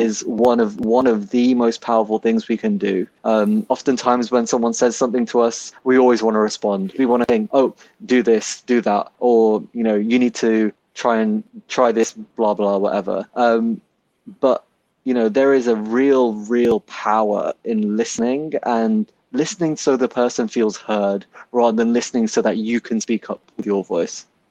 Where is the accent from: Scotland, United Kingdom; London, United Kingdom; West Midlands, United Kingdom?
West Midlands, United Kingdom; Birmingham; moved away as an adult; I was born and raised in Handsworth in Birmingham.